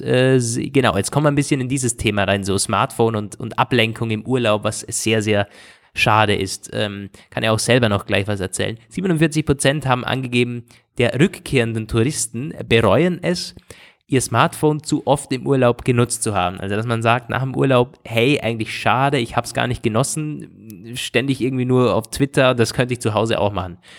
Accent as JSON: {"language": "German", "country": "Austria", "said": "bei uns in Österreich"}